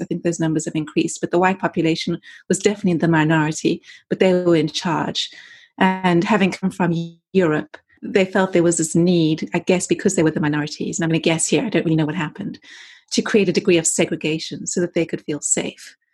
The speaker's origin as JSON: {"language": "English", "country": "South Africa", "tie": "born or raised there", "also_born_or_lived": "London, United Kingdom", "moved": "as an adult", "lives_now": "Los Angeles, United States", "said": "I grew up in South Africa uh, under the era of apartheid as a, as a white kid. I left there in my early 20s"}